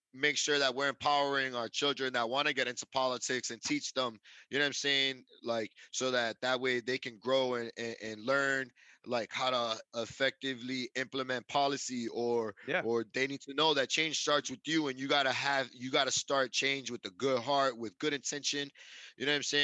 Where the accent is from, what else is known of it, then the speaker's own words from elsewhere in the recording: Worcester, Massachusetts, United States; growing up in Plumlee